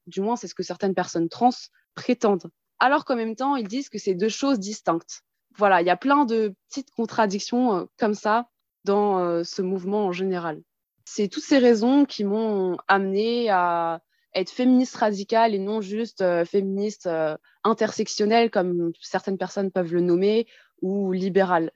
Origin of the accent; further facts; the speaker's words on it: Colmar, Grand Est, France; now in Paris region, France; Je viens en région parisienne, mais je suis née en Alsace, à Colmar